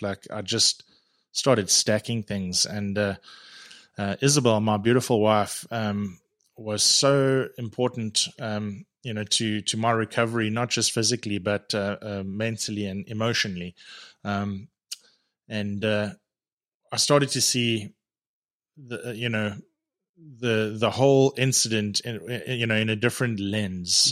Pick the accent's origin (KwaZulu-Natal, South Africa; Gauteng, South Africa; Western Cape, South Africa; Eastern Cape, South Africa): Gauteng, South Africa; Edenvale; moved away as an adult; now in Canada; I was born, uh, in Johannesburg, uh, in, in, uh, small town in Edenvale